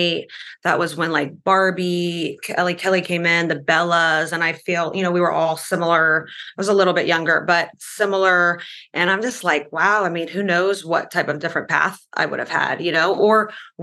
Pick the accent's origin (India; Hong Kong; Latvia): Latvia; moved away; I grew up in Latvia